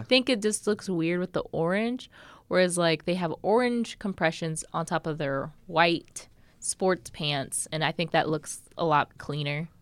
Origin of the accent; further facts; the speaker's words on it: Nebraska, United States; I grew up in Nebraska